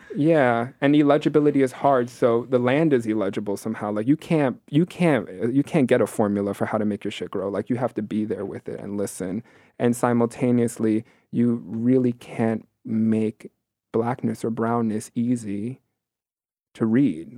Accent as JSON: {"language": "English", "town": "New York City", "region": "New York", "country": "United States", "tie": "born or raised there", "said": "I'm born and raised here in New York City, born and raised in Queens"}